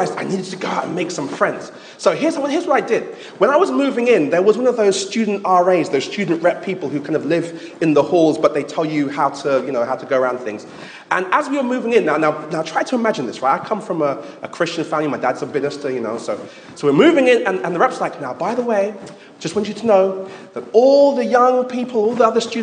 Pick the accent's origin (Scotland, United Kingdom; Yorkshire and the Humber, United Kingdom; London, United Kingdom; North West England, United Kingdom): London, United Kingdom; moved away as an adult; also born or lived in Manchester; I grew up in London. I'm a London boy from London Town, as they say.